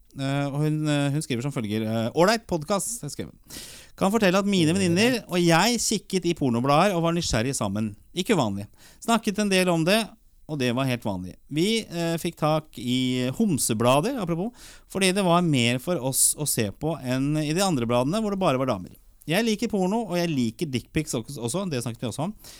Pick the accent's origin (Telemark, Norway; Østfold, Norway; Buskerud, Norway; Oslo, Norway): Oslo, Norway; Vi vokste opp på Torshov